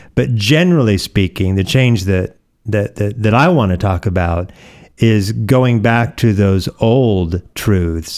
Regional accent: Oregon, United States; born or raised there; moved away; also born or lived in Hawaii

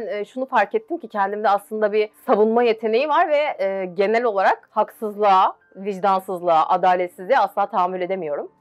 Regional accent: Gölcük, Kocaeli, Turkey; bin dokuz yüz doksan bir Gölcük doğumluyum

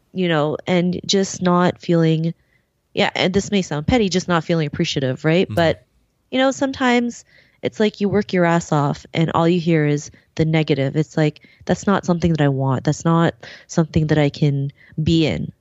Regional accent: Philippines; I'm was born in the Philippines, um, and you know, growing up there

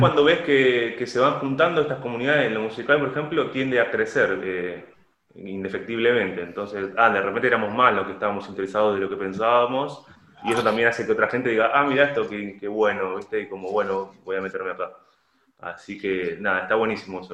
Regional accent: La Plata, Buenos Aires Province, Argentina; Yo soy original de La Plata, de la ciudad de La Plata, acá en Argentina

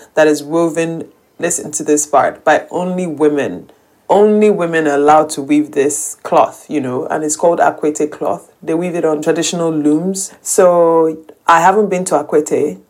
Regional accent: Nigeria; I'm Nigerian. I live in Lagos, Nigeria most of the time

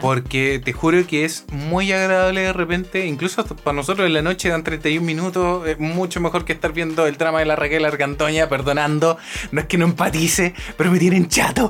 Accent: Chile; moved away as an adult; now in Japan; mi país

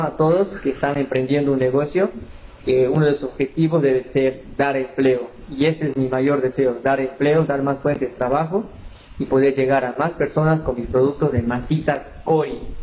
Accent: Tarija, Bolivia; Soy de Bolivia, de la ciudad de Tarija

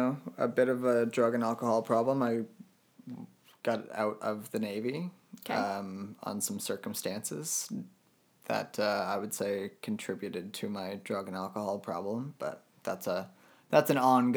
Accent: Halifax, Nova Scotia, Canada; I actually grew up here, but like my dad's military, so we kind of moved around a lot, but wound up here and spent most of our lives here. So here, like I call Halifax home.

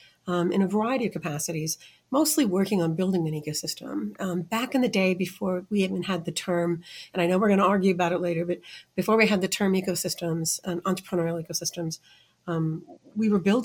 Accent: Midwest, United States; now in Des Moines, United States; I live in Des Moines. Born and raised in the Midwest.

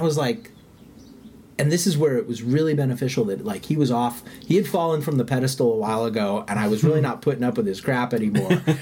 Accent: United States; I grew up in the United States, and my parents are, like, second, third generation U.S. citizens

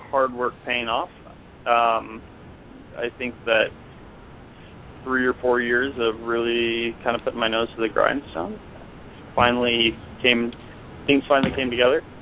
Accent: Cashmere, Washington, United States; So uh, I, I grew up in Eastern Washington, um, little town called Cashmere outside of Wenatchee, which is also a little town, but not quite as little.

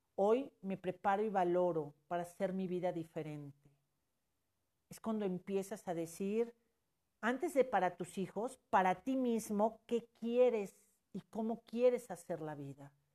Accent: Mexico; como mexicanos

